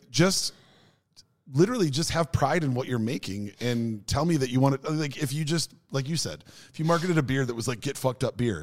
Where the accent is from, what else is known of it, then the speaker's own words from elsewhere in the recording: United States; moved away; also born or lived in Norway; being the American